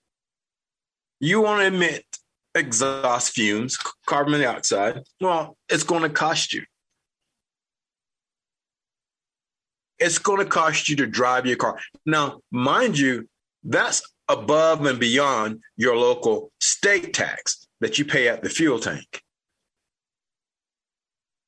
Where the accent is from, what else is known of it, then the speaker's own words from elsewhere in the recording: United States; I'm an American.